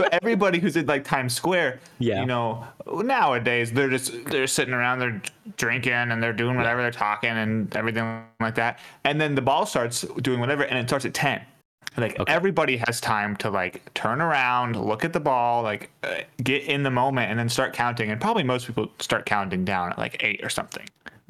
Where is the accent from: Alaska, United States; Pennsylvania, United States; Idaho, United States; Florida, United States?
Alaska, United States; We're from Alaska.